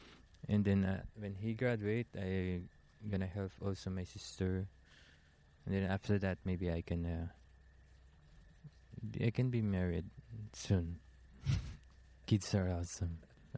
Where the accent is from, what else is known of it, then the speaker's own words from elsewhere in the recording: Taal, Calabarzon, Philippines; Yeah, I'm from Taal, Batangas, Philippines. It's like a small town.